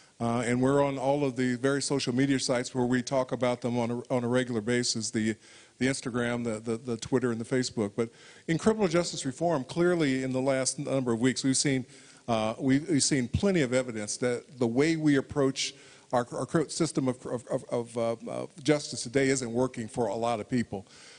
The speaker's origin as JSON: {"language": "English", "region": "Indiana", "country": "United States", "said": "I am the ratified candidate for governor of my home state. I will be the only African-American candidate for governor on the ballot in the United States in the coming election, the first African-American to get the nomination for this position in Indiana."}